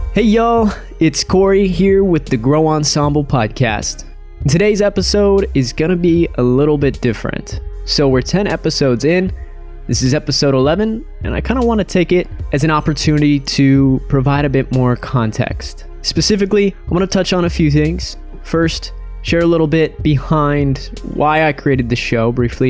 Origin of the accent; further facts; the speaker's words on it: Spokane, Washington, United States; I'm originally from Spokane, Washington